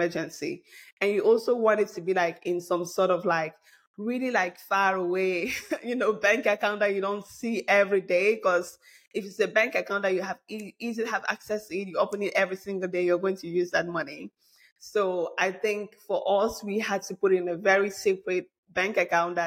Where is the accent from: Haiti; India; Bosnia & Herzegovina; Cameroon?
Cameroon; Bamileke from Cameroon, West; moved away; I'm a Bamleke from Cameroon